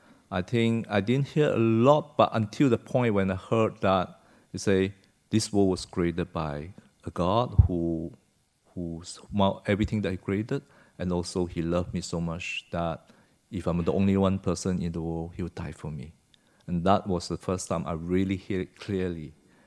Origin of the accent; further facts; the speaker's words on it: Malaysia; Yeah, I came from Malaysia, was born there in the 60s, and my parents came from China, from a place called Santou, near Santou.